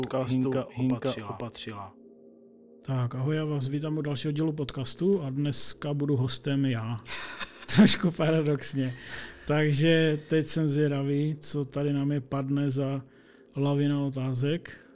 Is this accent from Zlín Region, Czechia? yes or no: no; Opava, Moravian-Silesian Region, Czechia; jsem z Opavy